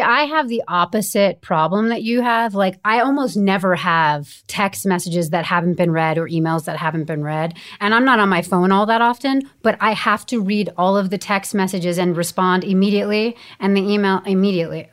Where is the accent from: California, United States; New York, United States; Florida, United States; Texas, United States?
New York, United States; Bedford; now in Los Angeles, United States; I was raised in Bedford, New York, and I love it there